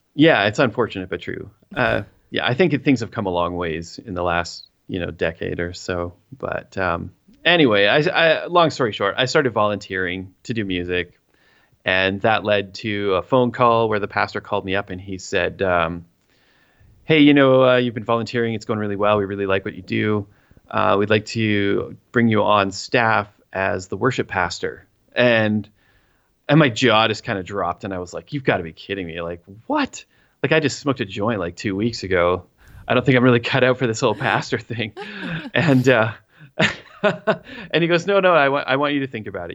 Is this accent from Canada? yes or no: yes; Three Hills, Alberta, Canada; I am from the Buckle of the Bible Belt in Canada, the Great White North, Three Hills, Alberta, and I live on the south end of town.